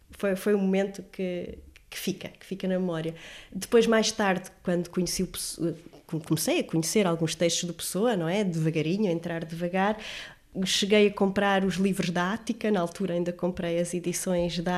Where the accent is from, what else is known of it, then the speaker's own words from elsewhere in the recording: Lisbon, Portugal; mas eu, eu sou, sou lisboeta, sinto-me muito bem aqui.